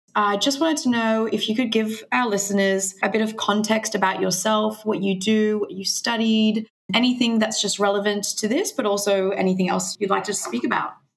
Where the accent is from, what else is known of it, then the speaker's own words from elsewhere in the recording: Mexico; now in Australia; I was vegan for five years when I was growing up in Mexico